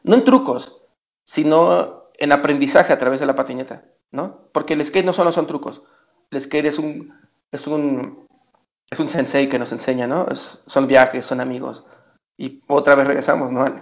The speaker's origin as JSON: {"language": "Spanish", "country": "Mexico", "said": "somos mexicanos"}